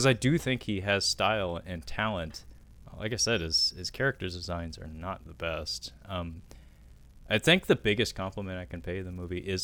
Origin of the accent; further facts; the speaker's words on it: United States; as an American